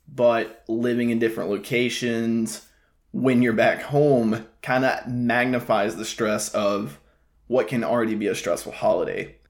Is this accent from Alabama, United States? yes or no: yes; Alabama, United States; moved away as an adult; also born or lived in Tuscaloosa, Alabama; now in South Florida, United States; I'm already back in my hometown